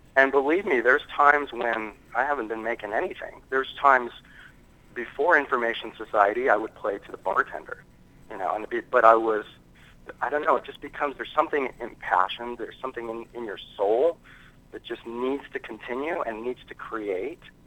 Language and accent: English; United States; I'm American.